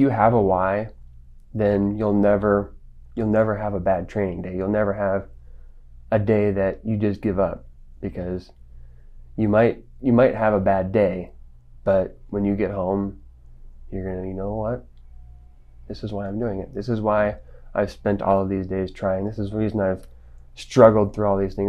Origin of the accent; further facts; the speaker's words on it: Las Vegas, Nevada, United States; also born or lived in Springfield, Missouri; now in Salt Lake City, United States; I grew up in Las Vegas